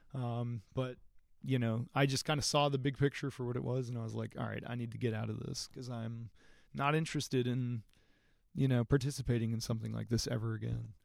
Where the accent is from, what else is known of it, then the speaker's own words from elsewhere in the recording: Athens, Georgia, United States; also born or lived in Berlin / Virginia / California; we came to the Athens area